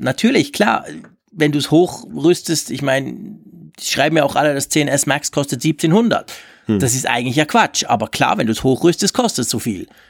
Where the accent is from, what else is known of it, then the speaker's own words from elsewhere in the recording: Switzerland; bei uns in der Schweiz